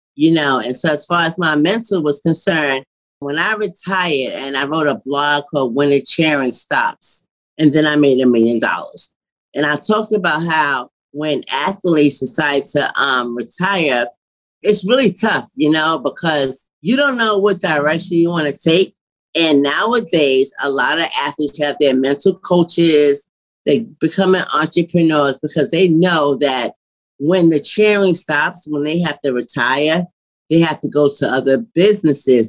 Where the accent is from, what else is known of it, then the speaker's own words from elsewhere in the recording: New York City, New York, United States; I'm from New York City